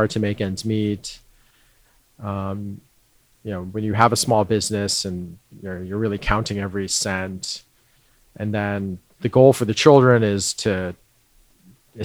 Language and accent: English; New York, United States; also born or lived in London, Ontario, Canada; I was born in London, Canada. Immigrated to New York when I was around 2. Then I grew up in Queens, in Woodside, primarily